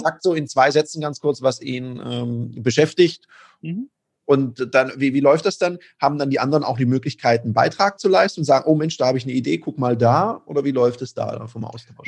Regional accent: Stuttgart, Baden-Württemberg, Germany; als gebürtiger Stuttgarter

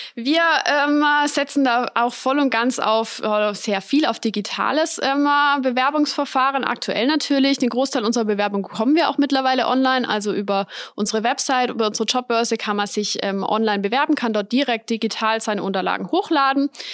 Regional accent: Weikersheim, Baden-Württemberg, Germany; ich bin in Weigersheim aufgewachsen, lebe dort bis heute

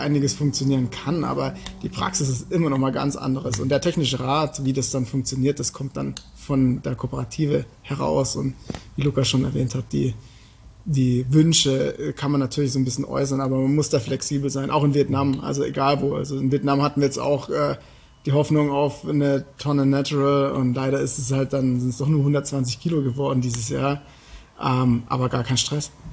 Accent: Germany; als Deutscher

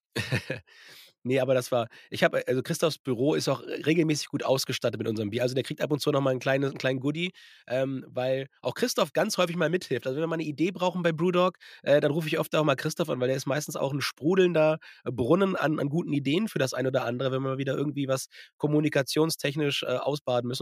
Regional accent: Germany; bei uns in Deutschland

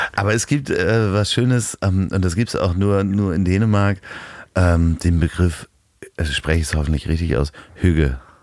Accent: Germany; also born or lived in Hamburg; als äh, Deutscher aufgewachsen in der Schule

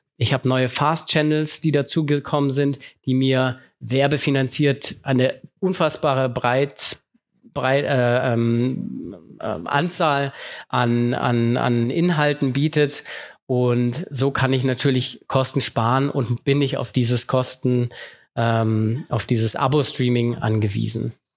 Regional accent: Germany; bei uns in Deutschland

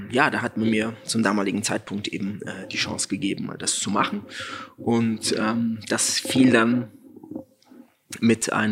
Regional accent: Frankfurt, Hesse, Germany; Und dann als Frankfurter Politikwissenschaft in Frankfurt

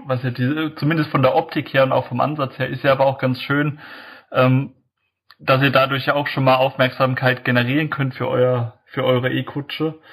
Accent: Heidelberg, Baden-Württemberg, Germany; ich komme ja aus dem Heidelberger Eck hier

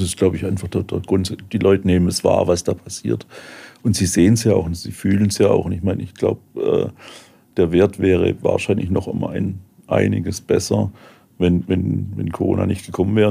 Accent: Heilbronn, Baden-Württemberg, Germany; weil Heilbronn meine, meine Heimatstadt ist

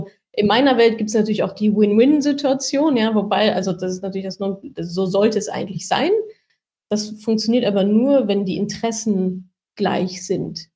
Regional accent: Ruhr area, North Rhine-Westphalia, Germany; ich komme ja auch aus dem Ruhrgebiet

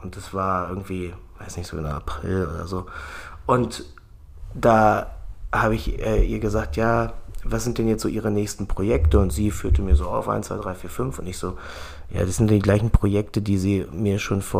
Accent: Germany; Wir beschweren uns immer als Deutsche darüber, dass wir eine, dass wir Rahmenbedingungen haben

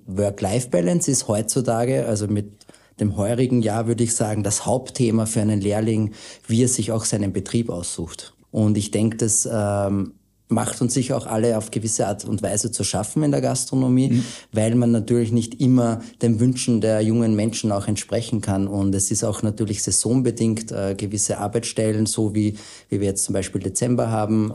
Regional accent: Austria; wir Österreicher

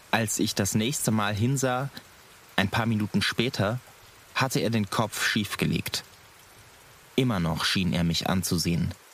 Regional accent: North Rhine-Westphalia, Germany; Ich komme aus dem Rheinland. Hier wird groß Karneval gefeiert.

